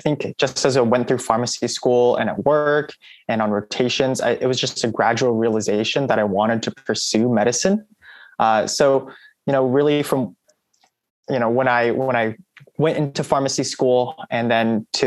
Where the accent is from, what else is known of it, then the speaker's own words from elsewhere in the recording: California, United States; moved away; I'm originally from California